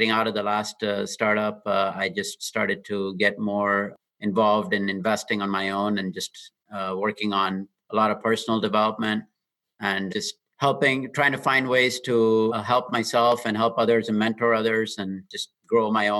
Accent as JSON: {"language": "English", "region": "Dubai", "country": "United Arab Emirates", "tie": "born or raised there", "also_born_or_lived": "Austin, Texas", "moved": "as an adult", "lives_now": "Bay Area, United States", "said": "I grew up in Dubai and came to UT Austin for my engineering degree in the mid-90s"}